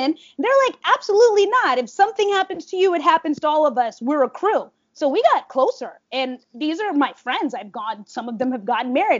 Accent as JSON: {"language": "English", "town": "Washington", "region": "District of Columbia", "country": "United States", "tie": "born or raised there", "moved": "as an adult", "lives_now": "New York, United States", "said": "I am from Southwest DC, born and raised"}